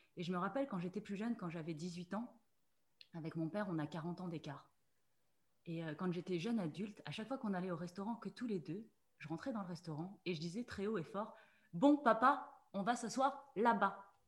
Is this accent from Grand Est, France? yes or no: yes; Mulhouse, Grand Est, France; je suis née en Alsace, je suis née à Mulhouse